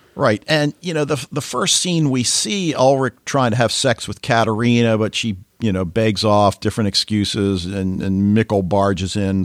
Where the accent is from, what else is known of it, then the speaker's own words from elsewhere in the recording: United States; as an American